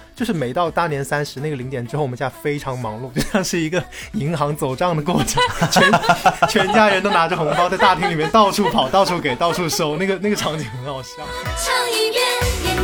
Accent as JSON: {"language": "Chinese", "region": "Hunan", "country": "China", "also_born_or_lived": "Changsha", "moved": "as an adult", "lives_now": "Guangzhou, China", "said": "因为我是湖南人嘛，以前我在长沙工作的时候，可能回家非常方便"}